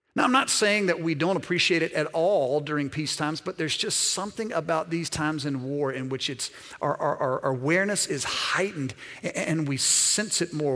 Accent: Alabama, United States; also born or lived in Mississippi; Born in Mississippi, raised primarily in Alabama

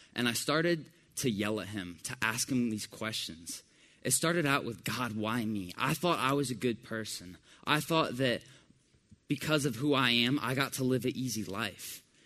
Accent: Decatur, Georgia, United States; also born or lived in Johns Creek, Georgia; I grew up in Decatur, Georgia, which is about half an hour away from here

